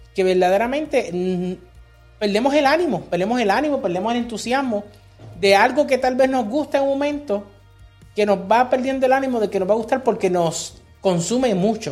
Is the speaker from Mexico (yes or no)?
no; Puerto Rico; now in United States; cuando nosotros crecimos en Puerto Rico